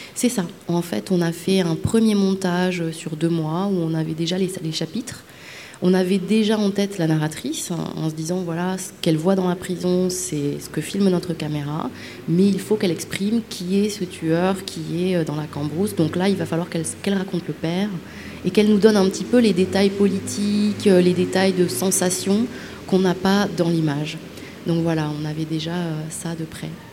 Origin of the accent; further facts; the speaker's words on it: Madagascar; je viens de Madagascar